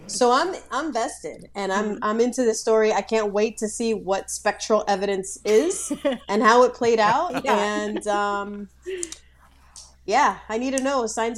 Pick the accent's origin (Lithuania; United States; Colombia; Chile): Colombia; born there; I was born in Columbia.